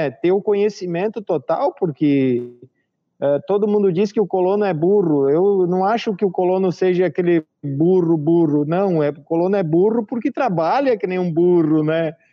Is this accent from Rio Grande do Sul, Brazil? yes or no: yes; Caxias do Sul, Rio Grande do Sul, Brazil; nós viemos de fora, nós viemos de Caxias do Sul, Rio Grande do Sul, as pessoas não nos conheciam bem aqui, Faz nove anos que nós moramos na cidade.